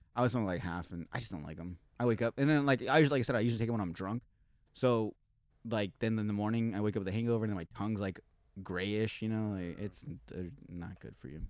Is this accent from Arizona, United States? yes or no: yes; Yuma, Arizona, United States; born or raised there